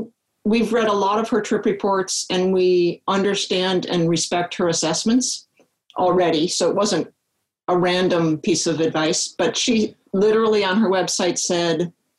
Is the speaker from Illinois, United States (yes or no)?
yes; Chicago, Illinois, United States; now in Palo Alto, United States; I grew up in Chicago and spent a lot of time in Wisconsin and Minnesota.